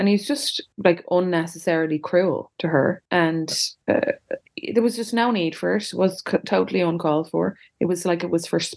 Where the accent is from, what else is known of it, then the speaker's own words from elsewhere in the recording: Ireland; we're Irish